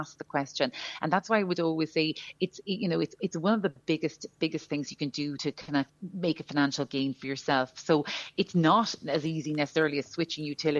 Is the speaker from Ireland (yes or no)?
yes; Ireland; as Irish people